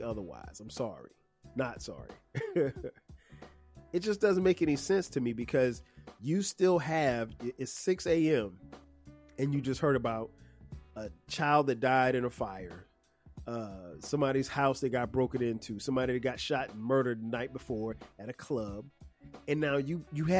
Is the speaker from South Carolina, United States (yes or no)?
yes; Florence, South Carolina, United States; now in Atlanta, United States; my hometown of Florence, South Carolina